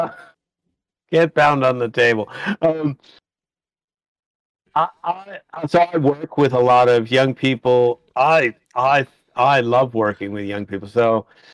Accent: United States; accent: American; moved away as an adult; now in Australia; You may have noticed from the accent, I am an American, but I've lived here in Australia for 30 years

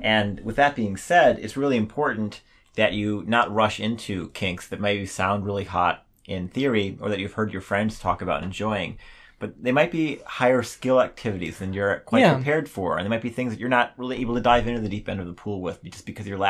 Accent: Milwaukee, Wisconsin, United States; I'm from Milwaukee, by the way. I grew up with that, the Dahmer.

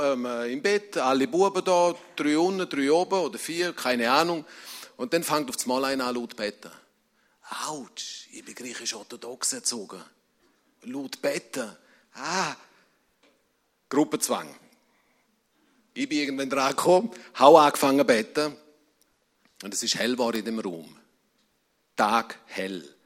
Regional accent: Rebstein, St. Gallen, Switzerland; ich komme aus einer Emigrantenfamilie und dort, wo ich aufgewachsen bin, im Rintal, in Rebstein, man hat Kongo gesagt.

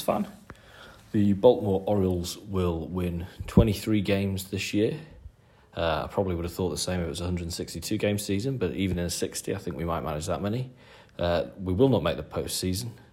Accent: Nottingham, East Midlands, United Kingdom; I am from Nottingham in the UK

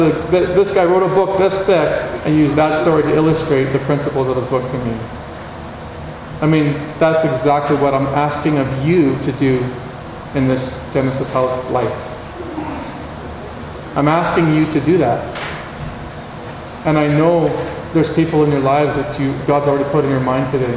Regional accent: Canada; I'm from Canada

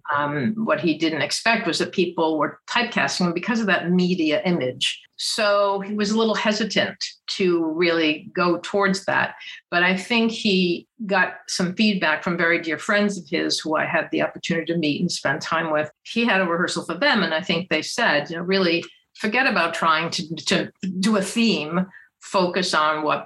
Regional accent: Providence, Rhode Island, United States; I'm from Providence, Rhode Island

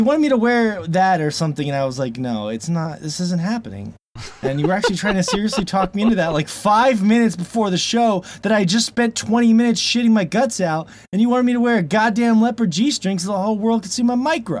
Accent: Florida, United States; moved away as an adult; now in Montana, United States; I'm a bass guy. I grew up in Florida. I miss the ocean. And I've lived here since I was 18

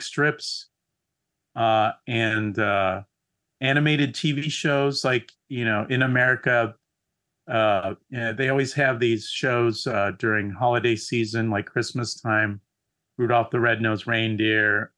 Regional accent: San Diego, California, United States; I grew up in San Diego, which is south of Los Angeles

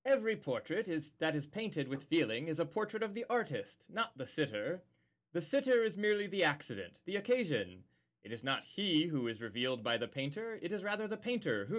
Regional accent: United States; as an American

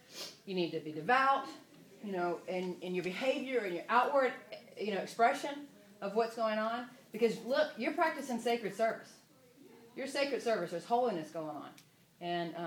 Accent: the South, United States; I'm from the South

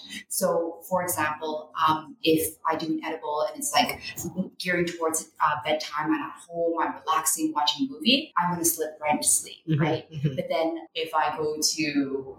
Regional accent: Canada

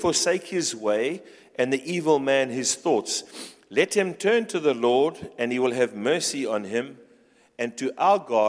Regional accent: Pretoria, Gauteng, South Africa

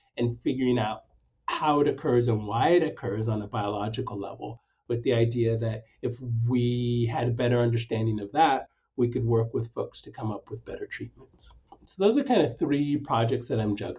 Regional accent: Stockton, California, United States; also born or lived in Nanyuki, Kenya / Sacramento / Bakersfield; I was raised in the Central Valley, spent most of my time growing up in Stockton, but have also lived in Bakersfield

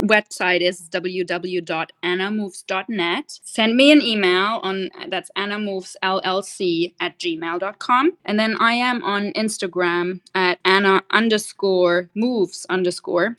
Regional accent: Germany; moved away as an adult; also born or lived in London / Australia; now in Orlando, United States; I grew up in Germany and, funny enough, lived for 19 years in the same house.

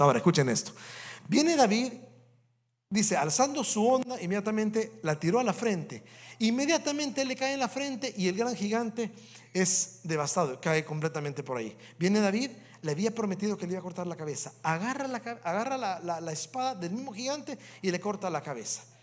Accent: El Salvador; moved away as an adult; also born or lived in Canada; cuando voy al Salvador, o cuando estoy en mi país, me trae tantos buenos recuerdos o tantos recuerdos cuando paso en la escuela que yo estudié cuando era un niño.

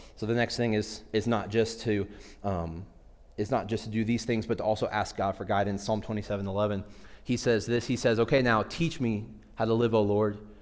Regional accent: Midwest, United States; I grew up in the Midwest.

